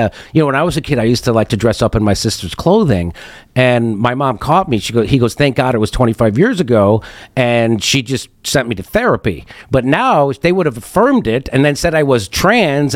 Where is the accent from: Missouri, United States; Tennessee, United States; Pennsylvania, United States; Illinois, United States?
Illinois, United States; Chicago; now in California, United States; In California, where I live now, I'm originally from Chicago.